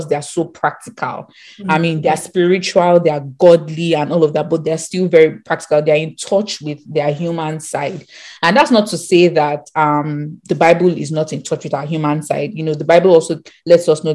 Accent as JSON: {"language": "English", "country": "Nigeria", "tie": "born or raised there", "said": "we grew up in Nigeria"}